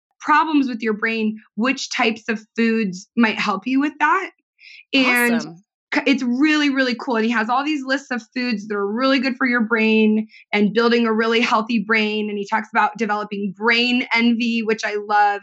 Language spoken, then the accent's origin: English; Southern California, United States; I grew up in Southern California